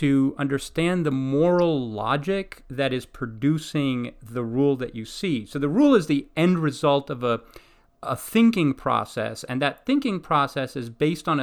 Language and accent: English; Greece; moved away; I grew up in Greece